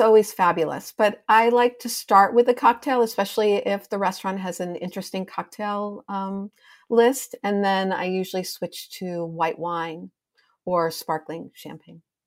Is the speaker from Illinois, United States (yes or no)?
yes; Chicago, Illinois, United States; also born or lived in Evanston, Illinois; now in New York City, United States; Chicago's my hometown